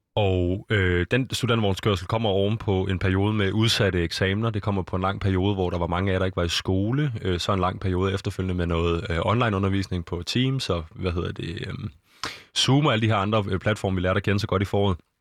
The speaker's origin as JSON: {"language": "Danish", "country": "Denmark", "said": "vi er danskere"}